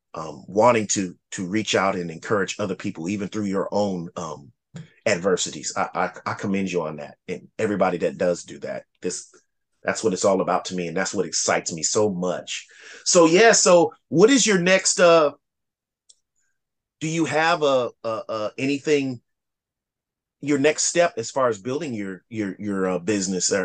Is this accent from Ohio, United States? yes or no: yes; Lima, Ohio, United States; I'm originally from Lima, Ohio, right outside of Dayton, Ohio